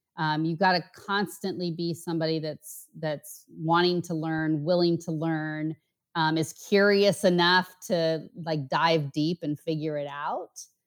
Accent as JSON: {"language": "English", "area": "outside Portland", "region": "Oregon", "country": "United States", "tie": "born or raised there", "also_born_or_lived": "Bay Area, California / San Diego, California", "moved": "as an adult", "lives_now": "Miami, United States", "said": "I grew up just outside of Portland"}